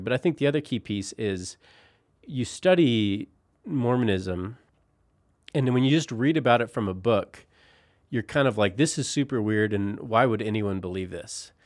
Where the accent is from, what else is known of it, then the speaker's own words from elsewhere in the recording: Colorado, United States; moved away as an adult; also born or lived in Philadelphia; now in Utah, United States; I grew up in Colorado